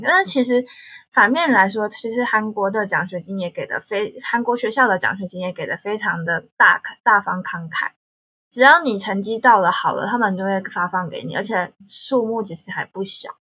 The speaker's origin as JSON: {"language": "Chinese", "country": "Taiwan", "accent": "Taiwanese accent", "moved": "as an adult", "lives_now": "South Korea", "said": "我是台湾人"}